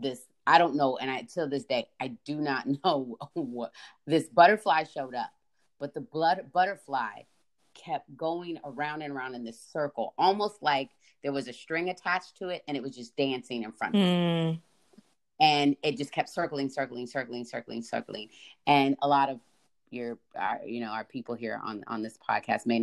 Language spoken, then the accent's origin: English; California, United States; moved away; I grew up in California